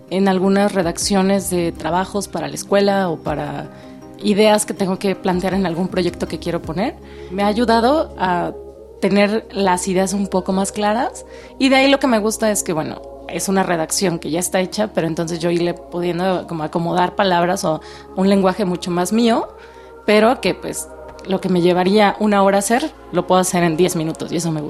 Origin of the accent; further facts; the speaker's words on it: Mexico City, Mexico; soy de la Ciudad de México, soy comunicóloga y actriz.